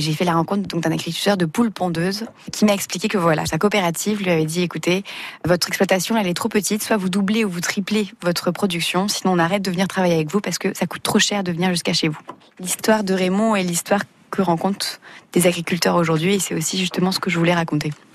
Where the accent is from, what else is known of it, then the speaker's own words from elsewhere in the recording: Brittany, France; je suis évidemment originaire de Bretagne